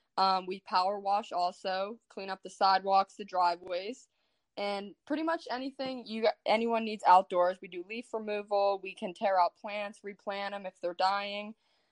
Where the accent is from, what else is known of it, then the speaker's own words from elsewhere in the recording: Poland, Ohio, United States; I just graduated a couple years ago from Poland High School